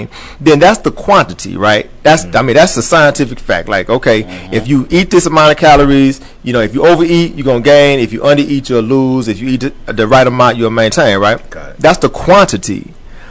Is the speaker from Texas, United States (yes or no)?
yes; Texas, United States; I grew up in Texas.